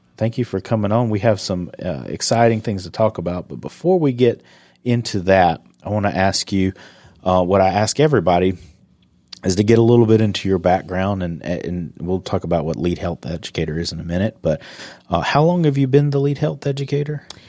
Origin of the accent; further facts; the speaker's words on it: South Carolina, United States; moved away; I'm from South Carolina